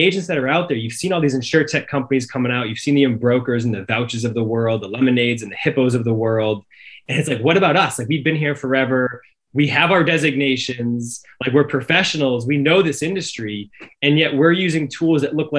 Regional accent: Cape Cod, Massachusetts, United States; I'm from Cape Cod. I grew up in the water.

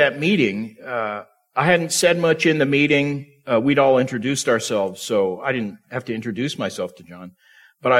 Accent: Tulsa, Oklahoma, United States; moved away as an adult; also born or lived in Tampa, Florida; I lived in Tampa. I was from Tulsa

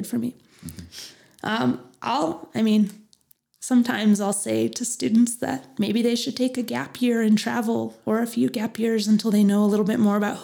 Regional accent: Phoenix, Arizona, United States; moved away as an adult; now in Flagstaff, United States; I grew up in Phoenix

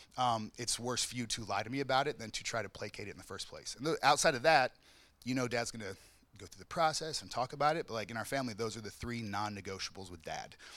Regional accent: the South, United States; I grew up in the South, so discipline was like always, all the time.

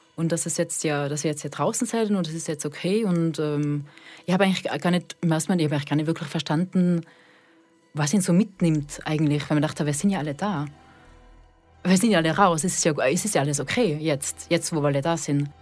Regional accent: Austria; moved away as an adult; also born or lived in Switzerland / Bühl; now in Fribourg, Switzerland; ich bin eigentlich aus Österreich, bin aber seit 2013 in der Schweiz.

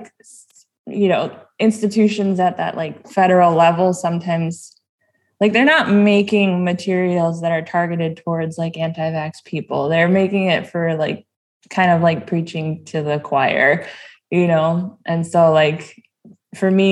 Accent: Fond du Lac Reservation, Minnesota, United States; now in Duluth, United States; I grew up on the Fond du Lac Reservation

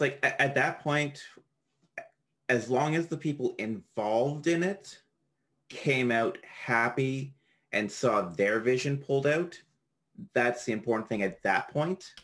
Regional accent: Canada; I'm Canadian.

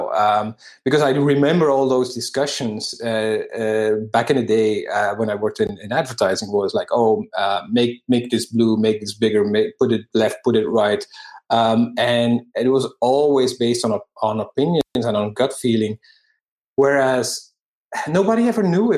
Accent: Belgium; moved away; I'm from Belgium. And at the time, I still lived there as well.

